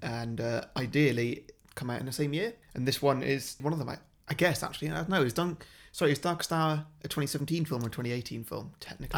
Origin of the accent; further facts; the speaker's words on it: Wales, United Kingdom; as a Welsh person